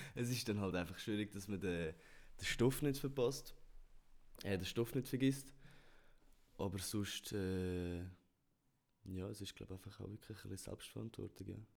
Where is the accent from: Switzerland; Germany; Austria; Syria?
Switzerland; wir kleine Nationen, wir Schweizer